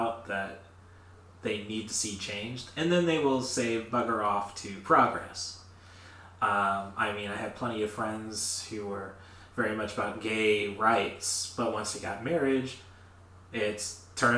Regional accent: Morton, Illinois, United States; we're from Morton, AC Town.

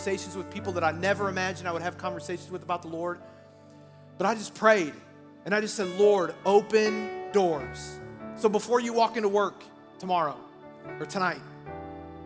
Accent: Iowa, United States; I'm from Iowa. I used to work at a place after I graduated high school

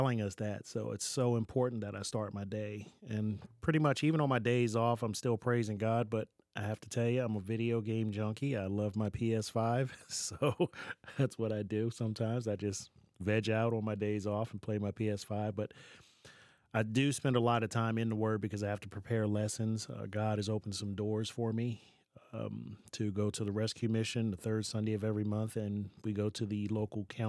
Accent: Baltimore, Maryland, United States; moved away as an adult; also born or lived in Nevada; now in Lebanon, United States; born and raised in Baltimore, raised by a single mom

